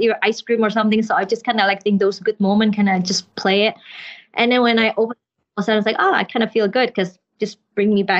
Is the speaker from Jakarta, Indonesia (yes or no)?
yes; Jakarta, Indonesia; moved away as an adult; also born or lived in Canada; I was born in Jakarta, Indonesia, but our background is Chinese. So we are Chinese family that born in Indonesia. And then for my music degree, I moved to Canada